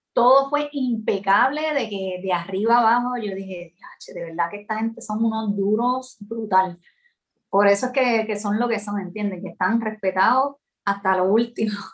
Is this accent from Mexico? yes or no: no; San Juan, Puerto Rico; also born or lived in Ponce, Puerto Rico / United States; me crié en San Juan porque mis ah. papás se mudaron rápido